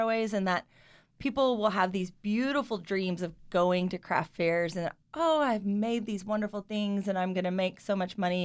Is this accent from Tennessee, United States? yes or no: no; Kentucky, United States; also born or lived in Owensboro, Kentucky / Louisville, Kentucky / Lexington, Kentucky; We are both from Kentucky